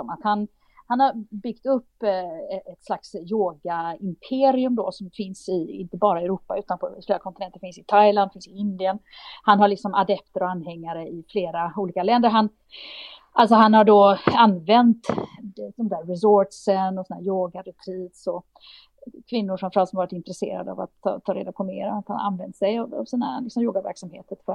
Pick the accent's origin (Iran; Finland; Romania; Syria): Romania; Swedish is a second language; moved away as an adult; now in Sweden; Och hemma i Rumänien så vill de åtala mig